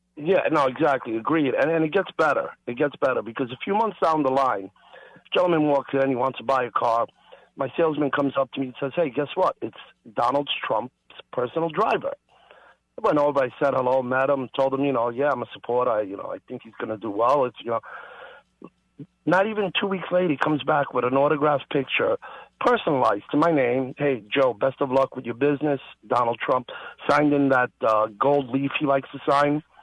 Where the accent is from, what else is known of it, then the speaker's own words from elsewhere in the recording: Italy; now in New York, United States; I was born in Italy